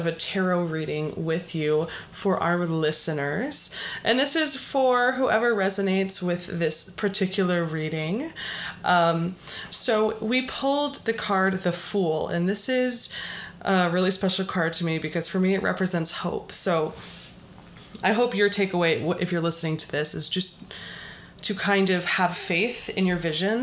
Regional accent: Las Vegas, Nevada, United States; now in Boston, United States; I'm from Las Vegas

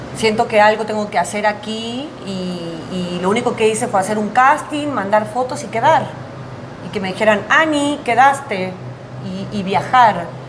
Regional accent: Tucumán, Argentina; moved away as an adult; also born or lived in Buenos Aires / Veracruz, Mexico; now in Mexico City, Mexico; yo nací en Buenos Aires y viví en el norte, que es la provincia de Tucumán

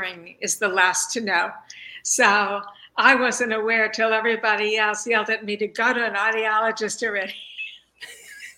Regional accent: Long Island, New York, United States; I grew up in New York on Long Island and enjoyed easy access to Jones Beach

